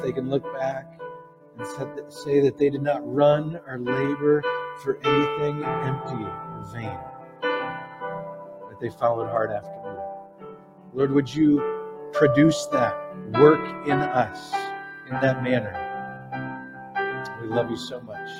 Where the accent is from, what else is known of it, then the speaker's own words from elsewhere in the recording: Green Bay, Wisconsin, United States; moved away; I'm from Green Bay, Wisconsin